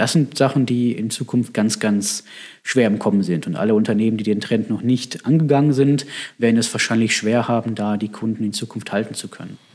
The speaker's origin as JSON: {"language": "German", "town": "Bochum", "region": "North Rhine-Westphalia", "country": "Germany", "tie": "born or raised there", "moved": "as an adult", "lives_now": "Herdecke, Germany", "said": "Ich komme gebürtig aus Bochum"}